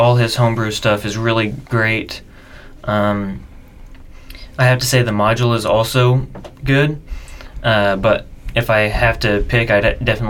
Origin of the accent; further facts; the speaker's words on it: Oklahoma, United States; now in Japan; I'm from Oklahoma.